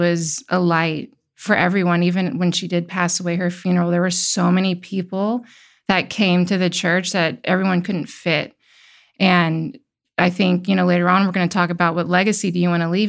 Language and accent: English; Midwest, United States; also born or lived in California; now in Tennessee, United States; I grew up in the Midwest, and I, you know, played outside until the streetlights came on